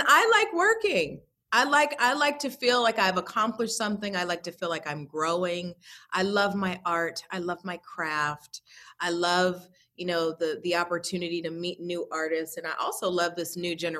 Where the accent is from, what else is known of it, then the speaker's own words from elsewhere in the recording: New York City, New York, United States; I'm a girl from Brooklyn